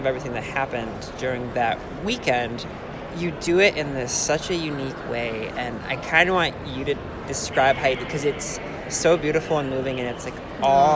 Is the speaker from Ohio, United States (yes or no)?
yes; Lorain, Ohio, United States; I grew up in Lorraine